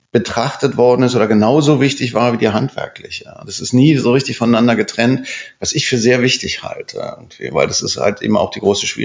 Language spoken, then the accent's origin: German; Spandau, Berlin, Germany; Ich bin Spandauer. Ich bin im, in Spandau geboren, ich bin in Spandau Kindergarten gegangen, äh, Vorschule, Grundschule, Gymnasium